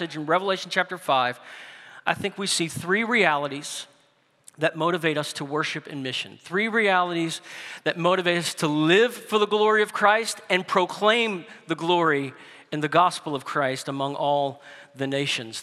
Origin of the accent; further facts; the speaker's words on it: New Orleans, Louisiana, United States; growing up in New Orleans